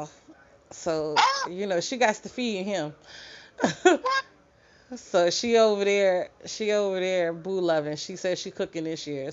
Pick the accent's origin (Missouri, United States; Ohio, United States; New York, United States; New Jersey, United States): New York, United States; I'm from New York